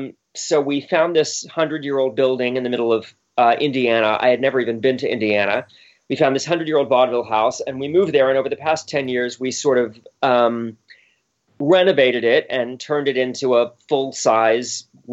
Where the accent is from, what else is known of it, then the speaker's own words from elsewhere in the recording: Bermuda; I grew up in Bermuda of all places, which is a British colony.